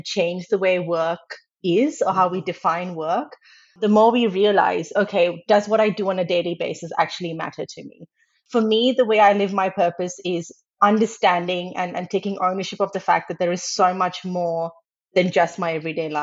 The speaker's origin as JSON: {"language": "English", "country": "Australia", "tie": "born or raised there", "moved": "as an adult", "lives_now": "Netherlands", "said": "So I grew up in Australia"}